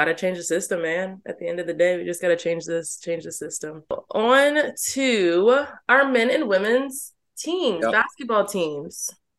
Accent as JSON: {"language": "English", "region": "New Jersey", "country": "United States", "moved": "yes", "said": "I'm from Jersey, closer to Philadelphia than New York."}